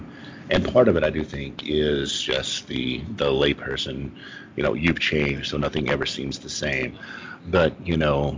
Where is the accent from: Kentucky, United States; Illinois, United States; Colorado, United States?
Kentucky, United States; also born or lived in Minnesota / Louisiana / Tennessee / California; Yeah, I'm from Kentucky.